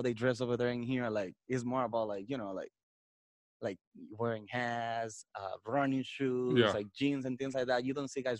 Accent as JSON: {"language": "English", "region": "Puerto Plata", "country": "Dominican Republic", "also_born_or_lived": "Punta Cana, Dominican Republic", "second_language": "English", "moved": "as an adult", "lives_now": "United States", "said": "So I live in the north. I live in Puerto Plata."}